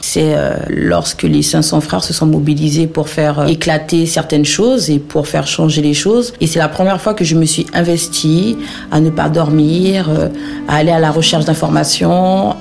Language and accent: French; French Guiana; moved away as an adult; also born or lived in Saint-Brieuc, France / Paris, France / Oise, France; now in Toulouse, France; je suis originaire de la Guyane